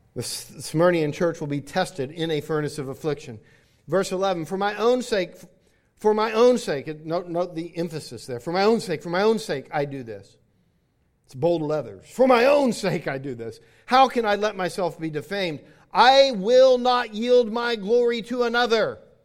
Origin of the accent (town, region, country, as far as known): Hawaii, United States; born or raised there; now in Florida, United States